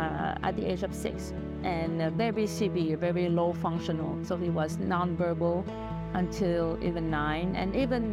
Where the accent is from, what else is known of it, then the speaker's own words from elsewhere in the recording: Montreal, Quebec, Canada; moved away as an adult; also born or lived in Vietnam; now in Naperville, United States; And I grew up in Montreal.